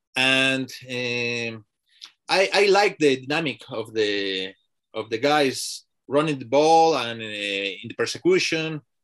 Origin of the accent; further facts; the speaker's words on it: Mexico City, Mexico; English is a second language; moved away as an adult; also born or lived in Ireland; now in Dublin, Ireland; I am living in Ireland last three years ago. So, but yeah, I'm from Mexico